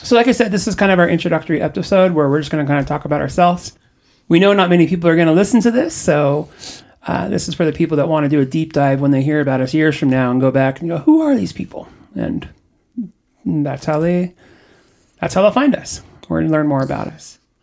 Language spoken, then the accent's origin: English; Orange County, Southern California, United States; I grew up in Southern California, in the technically Orange County, but not a great part of Orange County. And I was raised there.